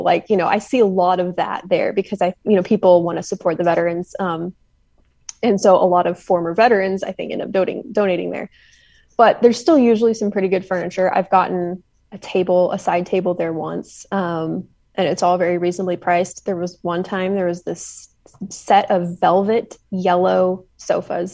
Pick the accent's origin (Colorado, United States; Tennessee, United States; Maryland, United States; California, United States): Tennessee, United States; Nashville; now in Knoxville, United States; I'm from the Nashville area originally